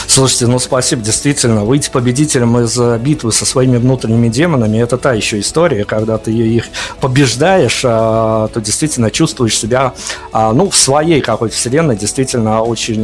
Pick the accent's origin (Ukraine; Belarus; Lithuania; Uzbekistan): Belarus; мы, белорусы, Беларуси